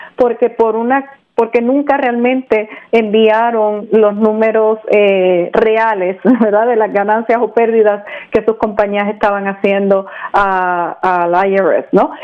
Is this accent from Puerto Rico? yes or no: yes; Puerto Rico; also born or lived in Mexico; now in Orlando, United States; yo nací en México, me crié en Puerto Rico y mi papá era de la República Dominicana